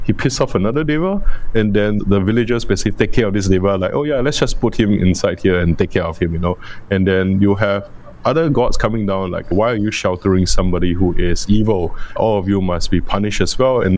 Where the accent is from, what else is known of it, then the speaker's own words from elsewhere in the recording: Singapore; for the Chinese in Singapore, we have a lot of different migration flows